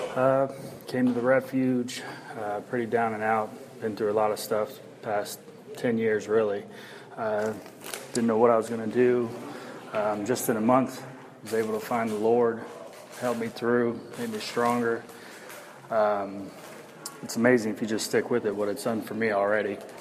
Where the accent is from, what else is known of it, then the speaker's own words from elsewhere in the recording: Westboro, Ohio, United States; I'm from Westboro, Ohio